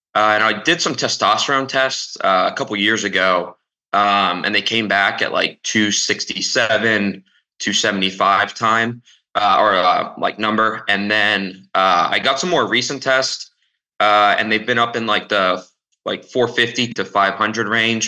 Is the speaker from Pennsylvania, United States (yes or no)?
yes; Lancaster, Pennsylvania, United States; moved away; I'm also originally from Lancaster, Pennsylvania